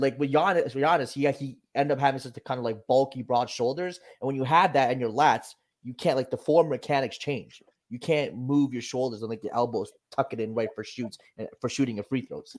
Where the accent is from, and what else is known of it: Brampton, Ontario, Canada; born or raised there